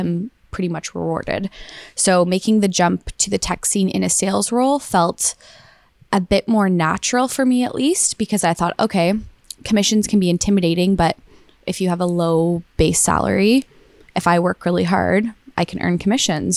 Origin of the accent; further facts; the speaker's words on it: Waterloo, Ontario, Canada; I am from Waterloo, went to high school, university, and did my postgrad here.